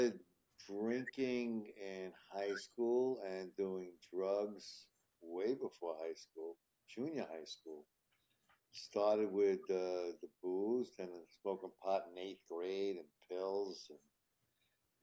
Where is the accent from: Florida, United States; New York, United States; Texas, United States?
New York, United States; New York City; also born or lived in Manhattan, New York; I grew up in Queens, and I moved into Manhattan when I was 21 in Hell's Kitchen